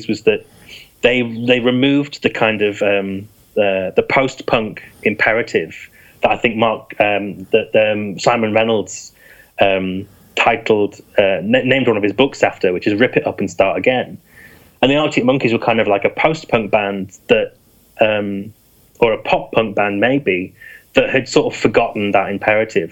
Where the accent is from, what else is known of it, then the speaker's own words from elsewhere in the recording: Yorkshire and the Humber, United Kingdom; moved away; I'm from East Yorkshire originally